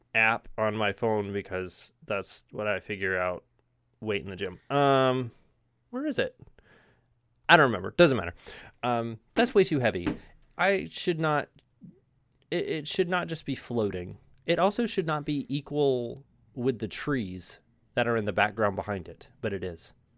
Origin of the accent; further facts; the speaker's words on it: United States; I'm American